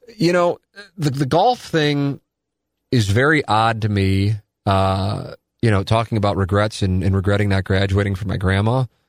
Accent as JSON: {"language": "English", "town": "St. Louis", "region": "Missouri", "country": "United States", "tie": "born or raised there", "said": "I was born and raised in South City"}